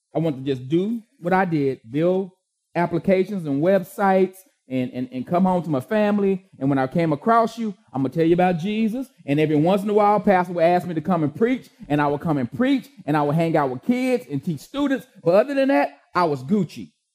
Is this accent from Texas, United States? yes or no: yes; Austin, Texas, United States; the East Austin I used to live